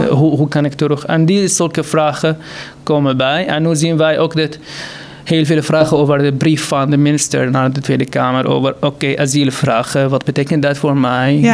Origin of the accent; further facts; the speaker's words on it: Syria; Dutch is a second language; moved away as an adult; now in Utrecht, Netherlands; ik kom uit Syrië en ik was gewoon eh, door de stroom van vluchtelingen gekomen in 2015